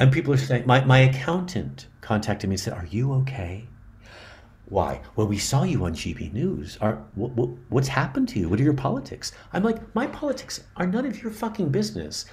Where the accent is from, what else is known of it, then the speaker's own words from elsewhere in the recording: San Francisco, California, United States; because I'm from California, I grew up in San Francisco